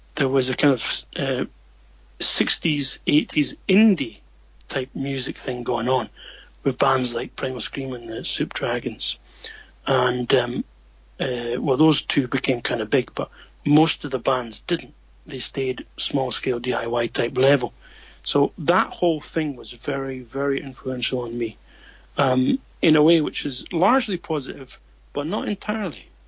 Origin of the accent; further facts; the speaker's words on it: Edinburgh, Scotland, United Kingdom; moved away as an adult; now in Japan; my own small circle there growing up in Scotland.